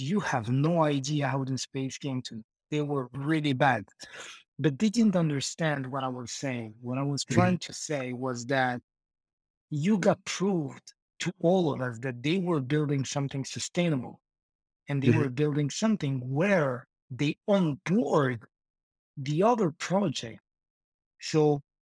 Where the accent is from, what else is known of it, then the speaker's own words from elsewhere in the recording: Marrakesh, Marrakesh-Safi, Morocco; I'm from Morocco, Marrakech. It's like North Africa.